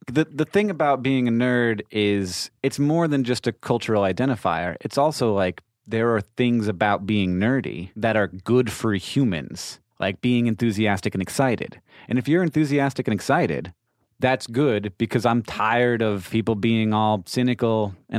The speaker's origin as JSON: {"language": "English", "town": "Orlando", "region": "Florida", "country": "United States", "tie": "born or raised there", "said": "I grew up in Orlando."}